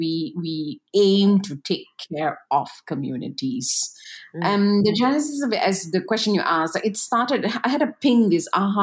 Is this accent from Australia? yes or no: no; West Malaysia, Malaysia; coming from West Malaysia, a lot of us... I won't speak for everyone and I'll speak for myself. And being West Malaysian is completely ignorant.